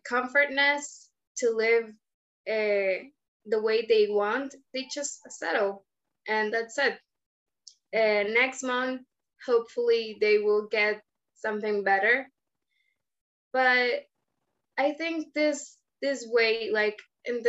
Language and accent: English; Caracas, Capital District, Venezuela; I am from Caracas, Venezuela.